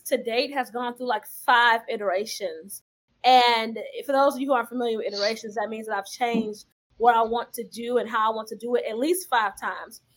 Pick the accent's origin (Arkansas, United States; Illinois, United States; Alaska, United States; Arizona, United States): Illinois, United States; Chicago; I'm from Chicago